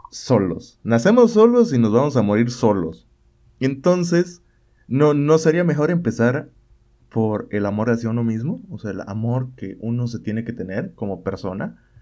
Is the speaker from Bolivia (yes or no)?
yes; Bolivia; yo, yo soy de Bolivia.